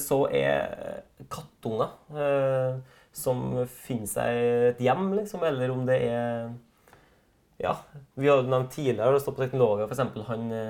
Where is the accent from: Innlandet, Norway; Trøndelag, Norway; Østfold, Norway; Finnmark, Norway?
Trøndelag, Norway; vi er fra Trøndelag begge